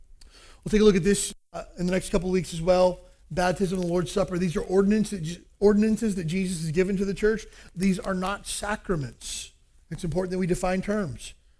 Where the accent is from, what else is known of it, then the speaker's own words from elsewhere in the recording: El Salvador; I got baptized when I was growing up in El Salvador.